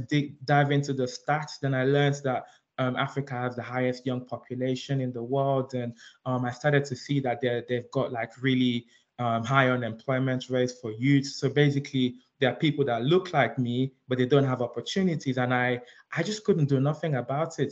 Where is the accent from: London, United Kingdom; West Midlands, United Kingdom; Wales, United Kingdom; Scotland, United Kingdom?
London, United Kingdom; also born or lived in Nigeria; I'm Nigerian. I was um, I was born in Nigeria, but I grew up here in London